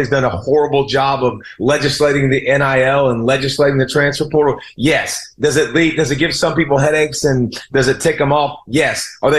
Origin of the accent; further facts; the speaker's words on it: the South, United States; And listen, I'm from the South, right? So, like, this is not like a fandom thing that's one generation.